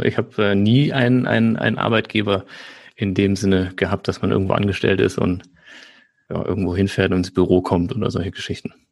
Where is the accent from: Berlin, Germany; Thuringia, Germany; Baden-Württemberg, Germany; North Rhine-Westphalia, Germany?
North Rhine-Westphalia, Germany; Nettetal; also born or lived in Aachen; Ich komme aus der Nähe von Düsseldorf, äh, kleiner Ort, der heißt Nettetal. Dann bin ich aufgewachsen